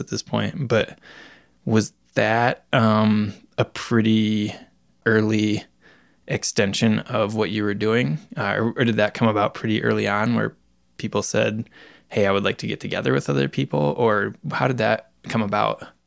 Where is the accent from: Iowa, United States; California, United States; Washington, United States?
Iowa, United States; moved away; back in my home state of Iowa